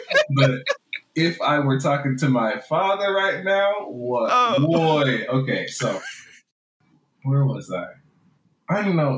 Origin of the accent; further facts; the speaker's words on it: Jamaica; accent: Jamaican; So a friend of mine has been encouraging me to just use my Jamaican accent.